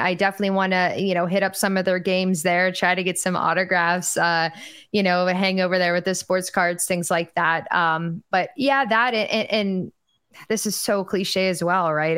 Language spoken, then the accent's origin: English; Pittsburgh, Pennsylvania, United States; moved away as an adult; now in Tampa, United States; born and raised